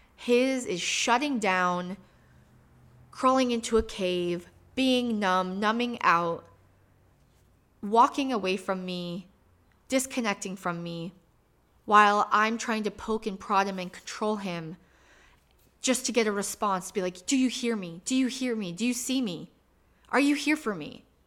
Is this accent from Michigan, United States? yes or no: yes; Michigan, United States; moved away as an adult; now in Phoenix, United States; I was raised in Michigan.